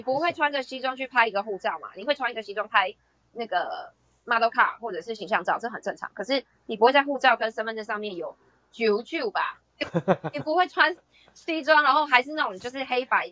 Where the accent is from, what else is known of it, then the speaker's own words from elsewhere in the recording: Taiwan; 我们台湾人